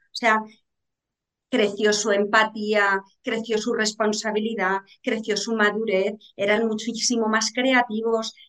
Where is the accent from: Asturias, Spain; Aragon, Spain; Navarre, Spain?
Aragon, Spain; yo soy aragonesa